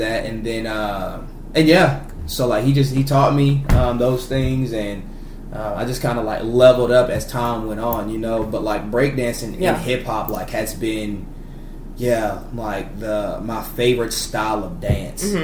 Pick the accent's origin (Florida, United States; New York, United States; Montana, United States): Florida, United States; moved away as an adult; also born or lived in Missouri; now in Texas, United States; Born and raised in Florida